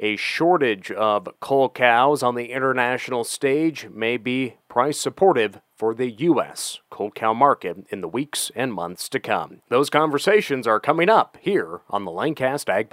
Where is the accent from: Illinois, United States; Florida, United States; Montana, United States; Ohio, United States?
Montana, United States; Central; Central Montana, my hometown, there in the heart of Montana